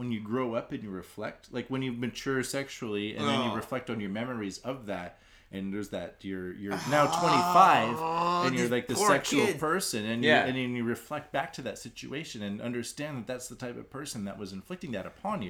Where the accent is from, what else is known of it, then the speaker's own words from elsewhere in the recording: Canada; now in Japan; I'm Canadian.